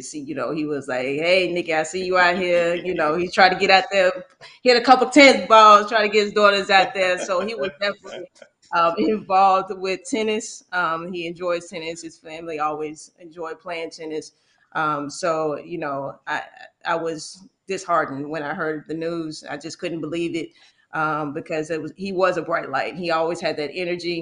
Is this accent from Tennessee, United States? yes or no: yes; Nashville, Tennessee, United States; moved away as an adult; I was from Nashville, Tennessee, and Tennessee State. I've been around my whole life, but I was trying to get out of the state of Tennessee.